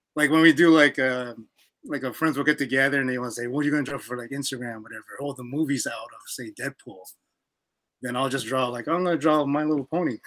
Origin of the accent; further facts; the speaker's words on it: Canada; I'm from Canada